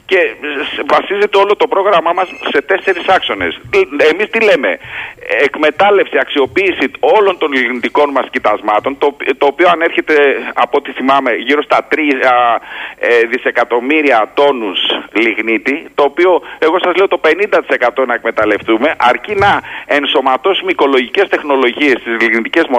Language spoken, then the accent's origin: Greek; Heraklion, Crete, Greece; Είμαι από το Ηράκλειο.